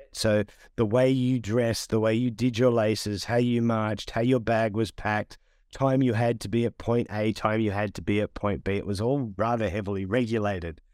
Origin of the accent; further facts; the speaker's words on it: Sydney, New South Wales, Australia; I'm Australian.